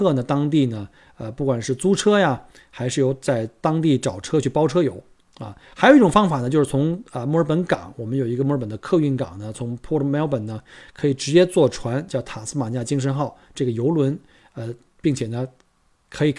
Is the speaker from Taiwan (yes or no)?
no; Beijing, China; moved away as an adult; now in Australia; 我记得我当年来旅呃来这个移民的时候，那时候我从北京过来的时候呢，是一一年，一零年一一年